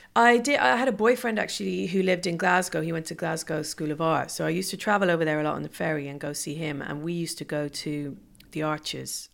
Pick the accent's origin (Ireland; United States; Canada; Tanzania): Ireland; moved away; growing up in Ireland